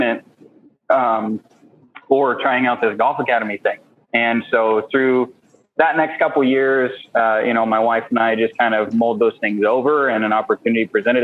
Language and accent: English; Portland, Oregon, United States; also born or lived in Vancouver, Washington; I grew up in the Pacific Northwest, a West Coast kid, originally born and raised in Portland, Oregon, Vancouver, Washington area.